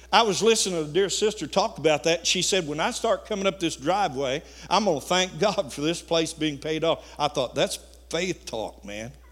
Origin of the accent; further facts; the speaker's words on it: Missouri, United States; course, I'm from Missouri.